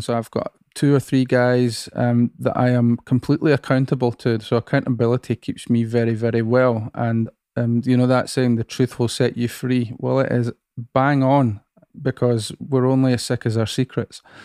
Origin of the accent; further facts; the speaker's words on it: Musselburgh, Scotland, United Kingdom; I grew up in another seaside town about twenty miles from here called Musselburgh